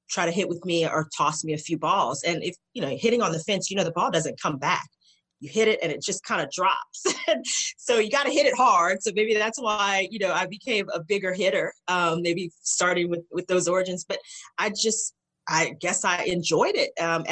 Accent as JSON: {"language": "English", "country": "United States", "said": "as an American"}